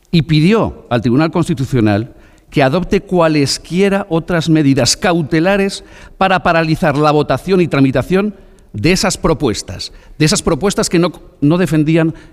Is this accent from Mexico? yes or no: no; El Bierzo, Castile and León, Spain; del Bierzo